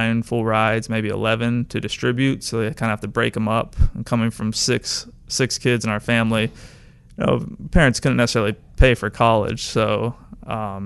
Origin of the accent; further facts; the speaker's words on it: St. Augustine, Florida, United States; I'm from St. Augustine, Florida, which is near Jacksonville. I grew up a Jaguars fan